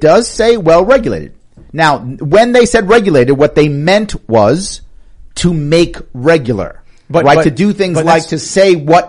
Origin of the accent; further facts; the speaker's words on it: New York, United States; I'm a New Yorker